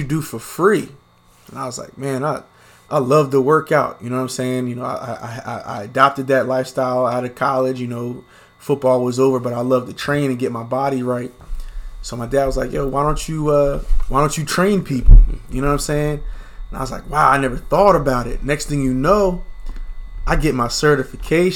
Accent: Williamstown, New Jersey, United States; I was born and raised in Williamstown, New Jersey

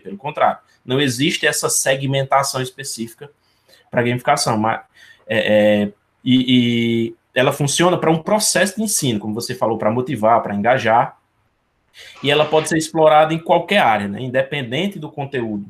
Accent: Ceará, Brazil; now in Paraíba, Brazil; aqui no Ceará eu falo porque eu sou cearense, uhum. mas eu estou na Paraíba nesse momento.

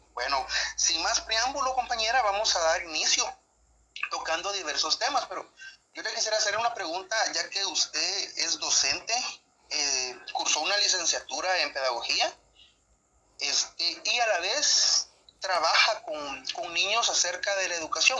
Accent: Guatemala; nosotros como guatemaltecos

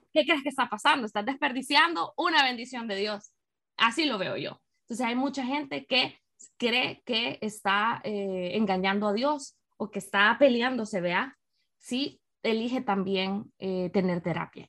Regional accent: San Miguel, El Salvador; also born or lived in San Salvador, El Salvador / Madrid, Spain / Washington, United States; desde que me mudé a San Salvador, porque yo soy de San Miguel

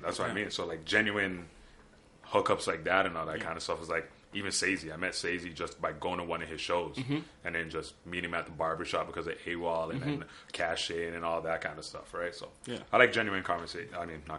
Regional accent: Toronto, Ontario, Canada; also born or lived in Newmarket; I was born in Toronto.

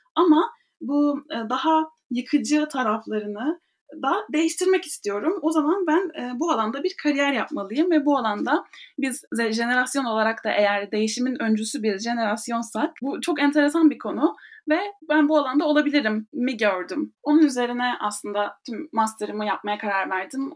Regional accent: Ankara, Turkey; moved away as an adult; also born or lived in Istanbul / New York; now in Paris, France; 1998 Ankara doğumluyum. Hayatımın da büyük bir kısmını Ankara'da geçirdim.

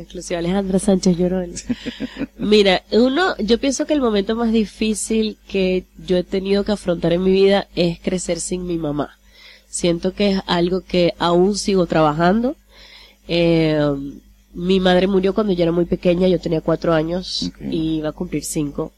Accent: Maracaibo, Zulia, Venezuela; accent: maracucha; moved away as an adult; also born or lived in Bonaire; now in Curaçao; nací en Maracaibo y bueno, yo me crié prácticamente en Maracaibo toda mi vida hasta los 17 años

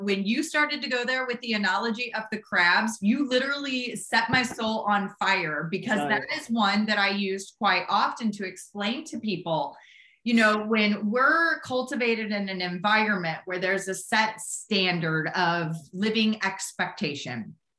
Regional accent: St. Louis, Missouri, United States; I'm from Midwest myself. I grew up in Missouri, St. Louis, Missouri.

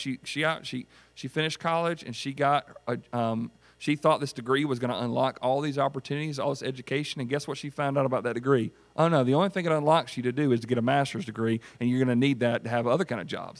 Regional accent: United States; I was born and raised in Greenwood County.

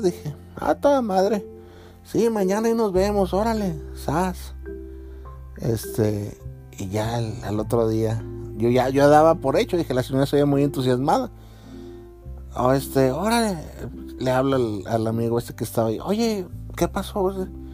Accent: Mexico; yo como mexicano

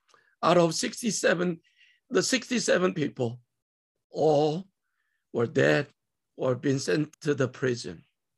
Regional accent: South Korea; now in United States

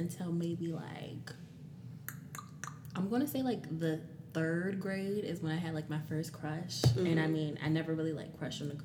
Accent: Upper Marlboro, Maryland, United States; I grew up in Upper Marlboro, Maryland, PG County.

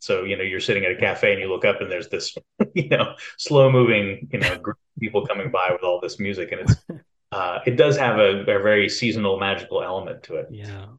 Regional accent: Lake Charles, Louisiana, United States; also born or lived in Austin, Texas; now in Knoxville, United States; I grew up in Southwest Louisiana, Lake Charles, Louisiana.

